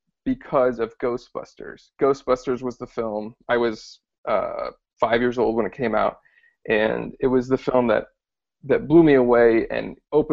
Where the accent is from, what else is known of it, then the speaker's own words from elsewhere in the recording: Louisiana, United States; I'm from Louisiana, and went to LSU with Kyle and Brady